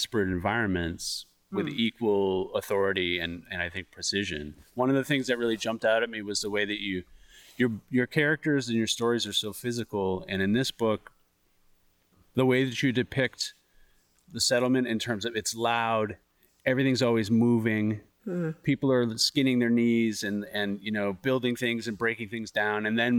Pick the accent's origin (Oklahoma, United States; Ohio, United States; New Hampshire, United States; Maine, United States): Maine, United States; born or raised there